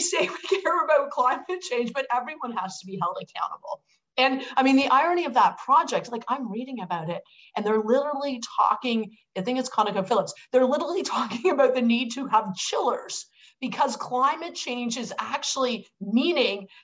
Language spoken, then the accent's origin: English; Hamilton, Ontario, Canada; I'm from Hamilton, which is the steel town